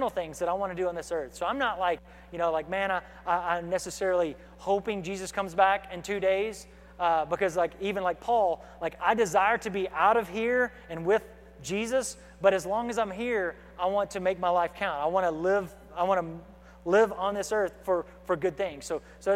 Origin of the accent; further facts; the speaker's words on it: United States; as American believers